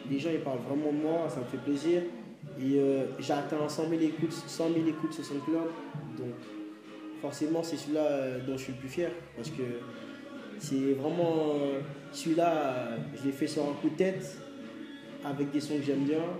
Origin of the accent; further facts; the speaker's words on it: Guadeloupe; je suis originaire de la Guadeloupe. Oui, j'ai vécu euh, quasiment toute mon enfance.